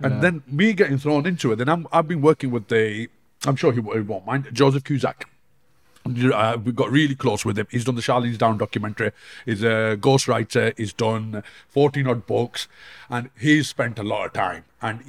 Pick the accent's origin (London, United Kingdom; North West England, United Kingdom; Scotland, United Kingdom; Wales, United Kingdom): North West England, United Kingdom; Bolton; also born or lived in Denmark; Growing up in the Bolton, Manchester